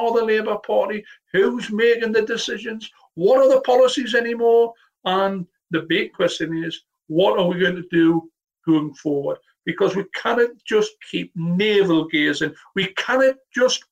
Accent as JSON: {"language": "English", "area": "the North East", "region": "North East England", "country": "United Kingdom", "said": "I know I'm from the Northeast"}